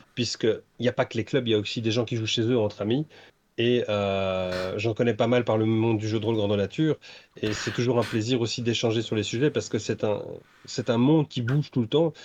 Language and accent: French; Brussels, Brussels-Capital Region, Belgium; moi je suis bruxellois